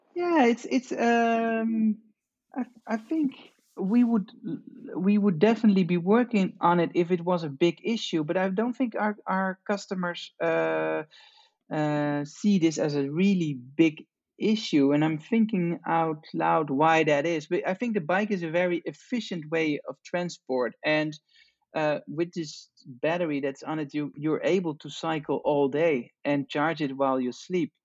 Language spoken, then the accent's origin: English; Amsterdam, North Holland, Netherlands; I'm from from Amsterdam, from the Netherlands